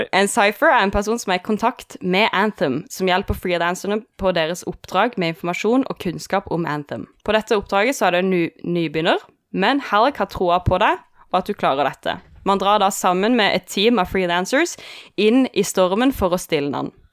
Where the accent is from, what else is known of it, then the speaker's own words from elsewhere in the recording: Kristiansand, Agder, Norway; jeg er fra Kristiansand